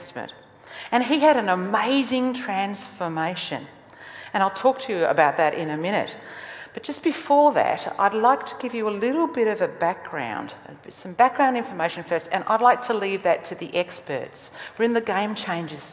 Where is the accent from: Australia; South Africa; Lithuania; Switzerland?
Australia; I am Australian. That's who I am. I'm an Australian. I was born here, bred here